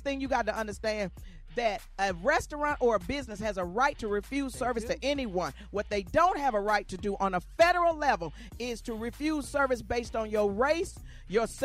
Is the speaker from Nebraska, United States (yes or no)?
no; Arkansas, United States; I'm from Arkansas.